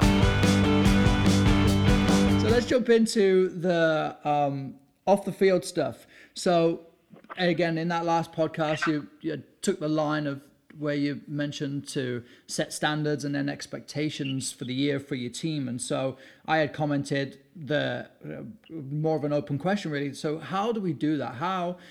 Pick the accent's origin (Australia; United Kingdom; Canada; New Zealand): United Kingdom; England; growing up in England